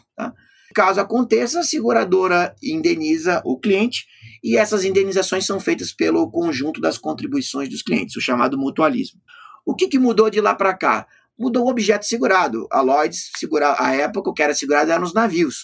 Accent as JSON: {"language": "Portuguese", "town": "Florianópolis", "region": "Santa Catarina", "country": "Brazil", "said": "lá na minha cidade, Florianópolis"}